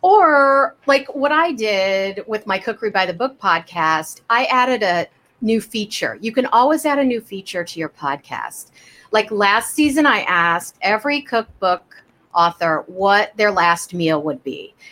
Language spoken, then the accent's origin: English; Kansas City, United States; I grew up in Kansas City